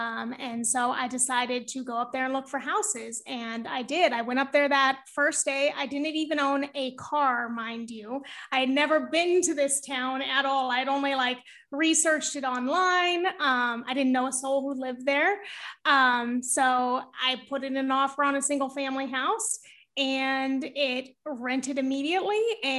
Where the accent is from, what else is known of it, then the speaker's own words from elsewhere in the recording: California, United States; now in Brooklyn, United States; Northern California.